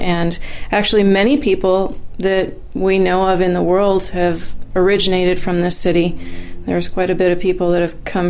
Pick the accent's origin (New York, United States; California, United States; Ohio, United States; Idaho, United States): New York, United States; Auburn; moved away; it's my hometown.